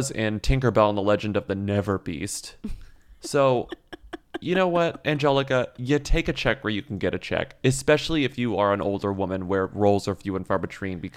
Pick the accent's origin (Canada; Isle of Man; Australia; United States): Australia; but then I grew up in Australia where there is just no cheerleading culture.